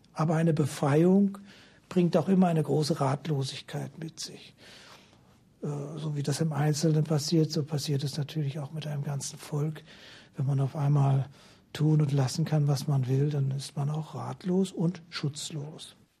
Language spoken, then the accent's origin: German; Northern Germany, Germany; Als Norddeutscher